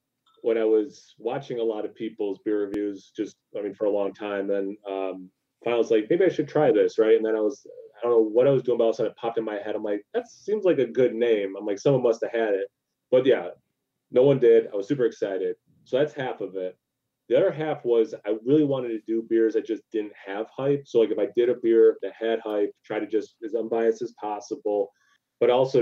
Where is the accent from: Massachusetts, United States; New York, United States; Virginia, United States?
New York, United States; upstate; I'm from upstate New York